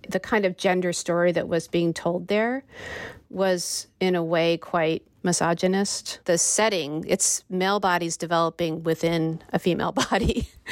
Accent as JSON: {"language": "English", "country": "United States", "said": "being an American"}